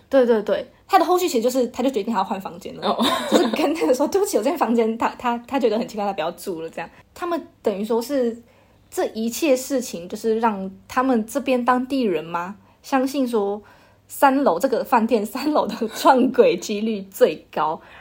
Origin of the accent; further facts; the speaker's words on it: Taichung, Taiwan; 我们家是台中人